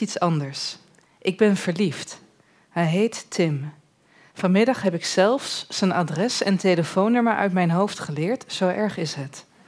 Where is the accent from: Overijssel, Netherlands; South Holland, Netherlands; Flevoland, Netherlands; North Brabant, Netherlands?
Overijssel, Netherlands; Borne; also born or lived in Almelo; ik kom dus uit Borne en ik zat in Almelo op een middelbare school